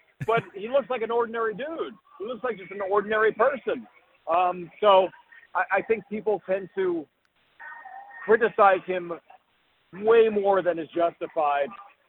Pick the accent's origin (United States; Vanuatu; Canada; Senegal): United States; Hawaii; now in San Francisco, United States; I'm originally from Hawaii.